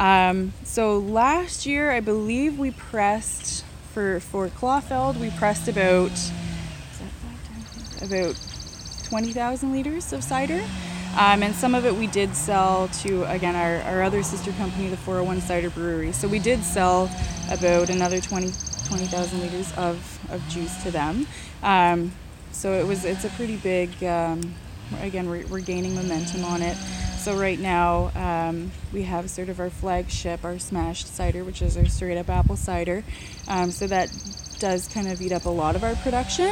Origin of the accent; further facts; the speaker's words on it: Barrie, Ontario, Canada; moved away as an adult; also born or lived in Niagara; now in Prince Edward County, Canada; I'm originally from Barrie, so up north where the snow belt